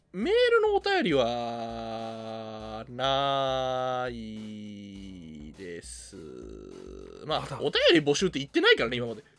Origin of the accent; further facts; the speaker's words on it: Kyoto, Japan; now in Tokyo, Japan; 俺出身が京都